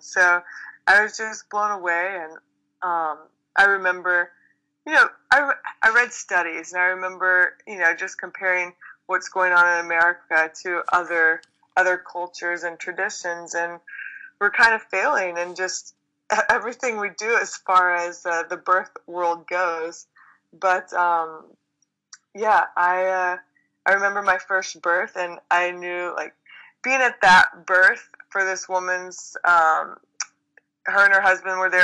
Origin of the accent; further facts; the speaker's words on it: Texas, United States; I grew up in Texas